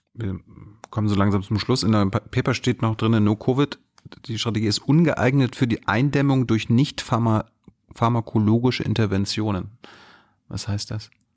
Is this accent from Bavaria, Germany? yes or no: no; Mecklenburg-Vorpommern, Germany; also born or lived in Malchin; now in Berlin, Germany; ich komme aus MacPom